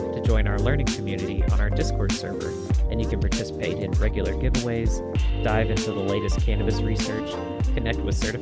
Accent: the South, United States; I grew up in the South

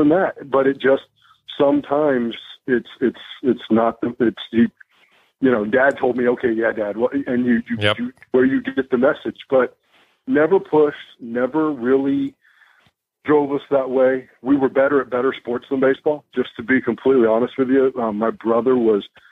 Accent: Arizona, United States; I grew up in Arizona

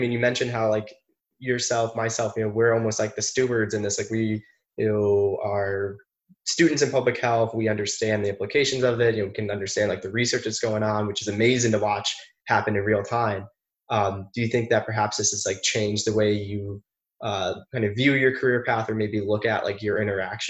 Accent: Connecticut, United States; because I was born and raised in Connecticut

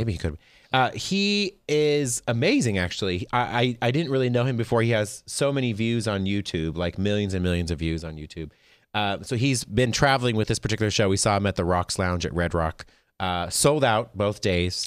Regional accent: Las Vegas, Nevada, United States; I'm from Vegas

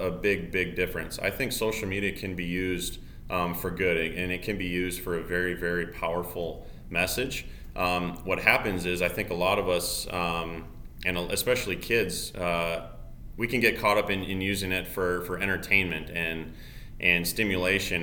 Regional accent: Summit, South Dakota, United States; I am from Summit, South Dakota, northeast, two tiny, tiny towns

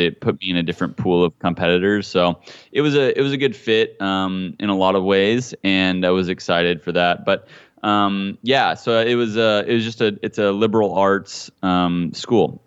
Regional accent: Hutchinson, Kansas, United States; now in California, United States; Hutchinson was a great town, man, a great city to grow up

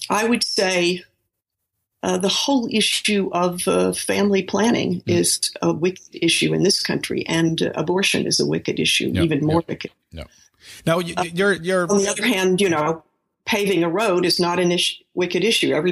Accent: San Francisco, California, United States; born there; I was born in San Francisco, and when I was a very small child, I heard Spanish a lot because my grandparents had a, a maid who took care of me part time.

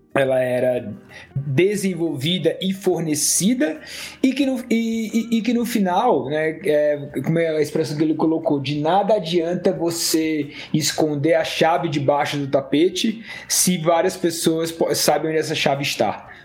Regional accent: Ceará, Brazil; eu sou cearense

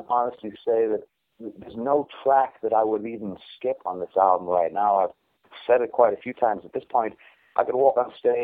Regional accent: Newcastle upon Tyne, North East England, United Kingdom; now in United States; A place called Newcastle in England that's known only really for beer.

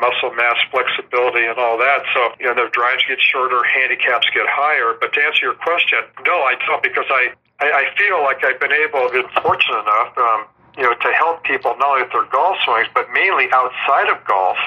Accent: Southern California, United States; I'm from Southern California

